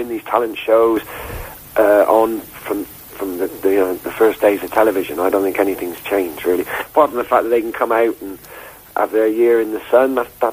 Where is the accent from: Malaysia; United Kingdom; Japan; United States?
United Kingdom; Gloucester, South West England; I was born in Gloucester